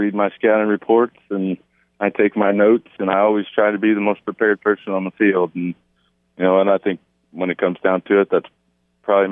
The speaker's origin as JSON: {"language": "English", "town": "Louisville", "region": "Kentucky", "country": "United States", "said": "I'm from Louisville, Kentucky. That's where I'm at right now."}